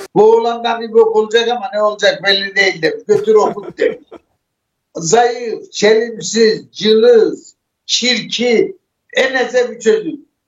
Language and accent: Turkish; Arguvan, Malatya, Turkey; Malatya Arap bir ilçesi Semeyi köyü doğumluyum. Doğumumdan bir hafta sonra Malatya